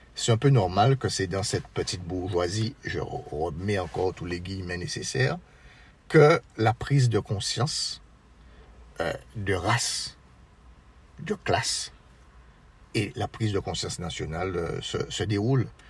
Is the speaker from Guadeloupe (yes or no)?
yes; Marie-Galante, Guadeloupe; je suis originaire de Marie-Galante